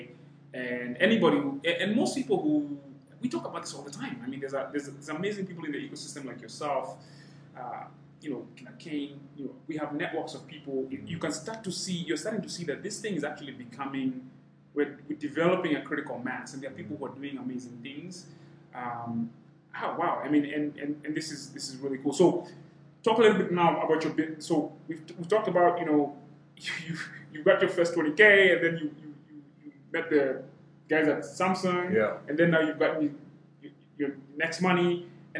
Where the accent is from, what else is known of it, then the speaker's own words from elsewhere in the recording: Kenya; I'm half Rwandese, but I'm Kenyan.